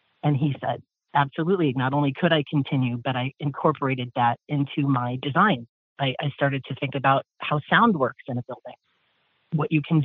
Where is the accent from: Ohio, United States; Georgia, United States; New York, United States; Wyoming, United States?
Ohio, United States; Columbus; I'm from Columbus, Ohio